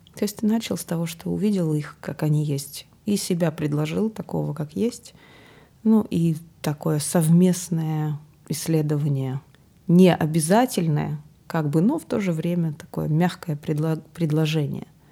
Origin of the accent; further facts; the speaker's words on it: Akademgorodok, Novosibirsk Oblast, Russia; я из Академградка